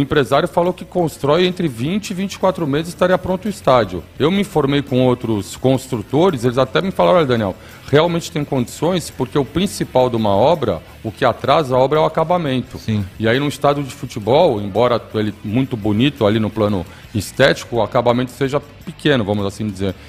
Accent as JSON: {"language": "Portuguese", "town": "Santos", "region": "São Paulo", "country": "Brazil", "said": "a nossa cidade"}